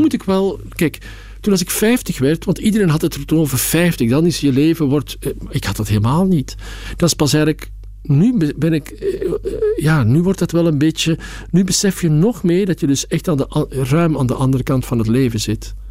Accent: Belgium; now in Amsterdam, Netherlands; ik ben gewoon een echte Belg

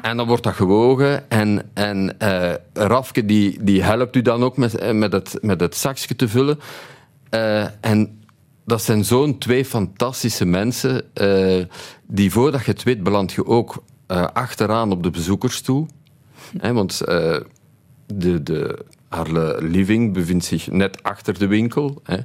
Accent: Tienen, Flanders, Belgium; Opgegroeid in Tini, in een drogisterij van mijn ouders.

